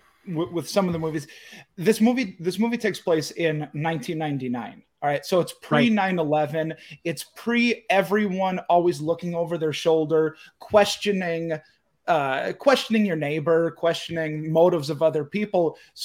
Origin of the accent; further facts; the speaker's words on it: Wisconsin, United States; I'm from Wisconsin. We're in Utah.